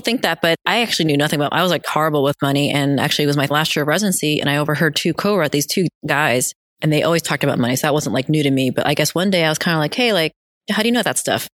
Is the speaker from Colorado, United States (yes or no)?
no; central New Jersey, United States; also born or lived in South Korea / New York City; I was actually born in Korea, South Korea. We moved here when I was two, going back a little bit before eighth grade. But fast forward to eighth grade, I was living in New Jersey, central New Jersey